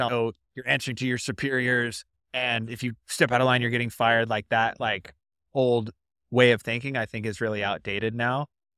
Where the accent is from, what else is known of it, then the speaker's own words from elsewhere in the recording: West Coast, United States; I didn't even know that there was a North, but I'm from the West Coast.